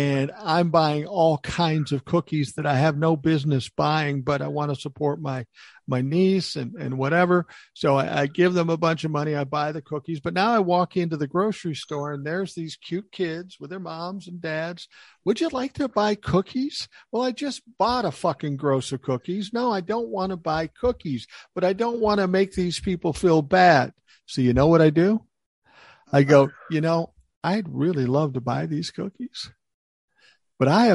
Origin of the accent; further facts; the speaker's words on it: the North, United States; I'm a Northerner